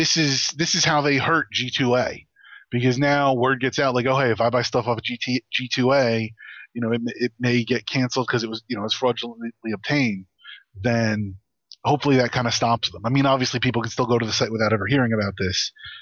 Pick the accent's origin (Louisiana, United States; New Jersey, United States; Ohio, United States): New Jersey, United States; No, I agree. As somebody born and raised in New Jersey, I agree. It's New Jersey.